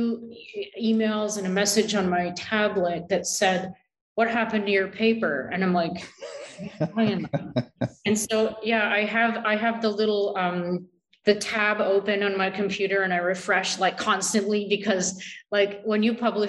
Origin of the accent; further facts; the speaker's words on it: Canada; I am so Canadian